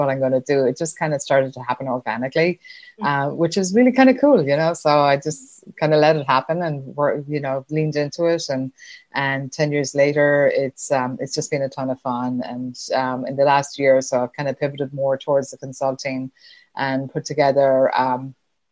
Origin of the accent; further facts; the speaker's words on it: Ireland; accent: Irish; moved away as an adult; now in United States; you can probably hear by my accent, I'm Irish. I came over to the States, over 30 years ago now